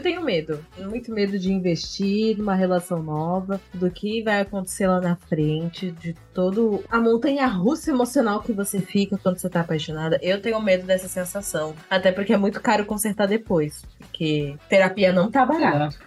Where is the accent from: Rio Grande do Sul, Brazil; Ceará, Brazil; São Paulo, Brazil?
São Paulo, Brazil; Santos; a gente é de Santos. Santos é muito pequeno